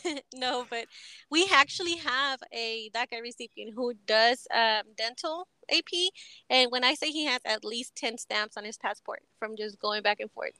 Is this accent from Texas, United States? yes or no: yes; Texas, United States; also born or lived in Mexico; I grew up in Texas